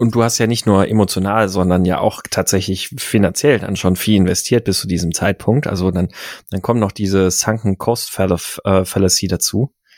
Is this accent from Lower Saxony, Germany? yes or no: no; Gaggenau, Baden-Württemberg, Germany; moved away; als Kind bin ich ja äh, in Baden-Württemberg aufgewachsen